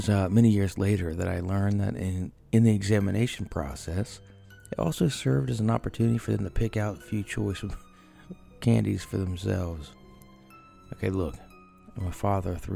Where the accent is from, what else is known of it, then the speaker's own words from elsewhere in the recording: Ohio, United States; I am from Ohio, so northeast